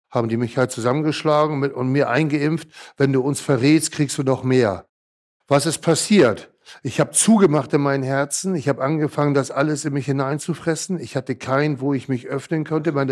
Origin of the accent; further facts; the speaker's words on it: Hamburg, Germany; born there; Bin ja 1966 geboren in Hamburg.